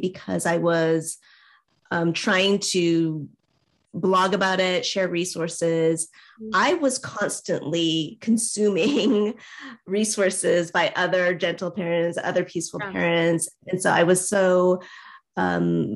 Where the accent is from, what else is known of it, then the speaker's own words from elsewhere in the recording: United States; as an Asian American